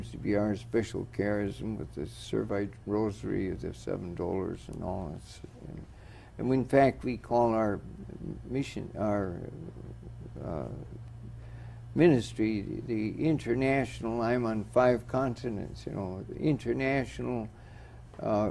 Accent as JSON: {"language": "English", "town": "Superior", "region": "Wisconsin", "country": "United States", "moved": "yes", "said": "I'm from Superior, Wisconsin"}